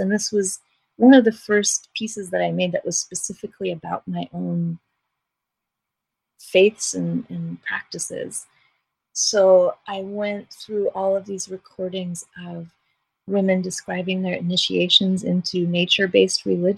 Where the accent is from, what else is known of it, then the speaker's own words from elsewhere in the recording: New York City, New York, United States; I was raised in New York City